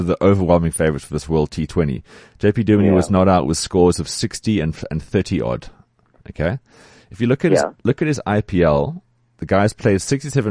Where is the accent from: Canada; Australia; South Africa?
South Africa; as South African fans